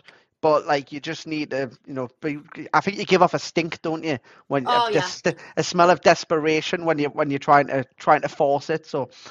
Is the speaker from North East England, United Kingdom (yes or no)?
yes; Geordie, North East England, United Kingdom; accent: Geordie; me being a Geordie